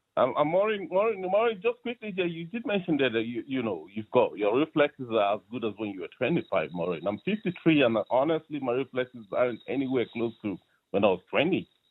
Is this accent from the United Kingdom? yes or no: no; Nigeria; now in Ireland; I'm originally from Nigeria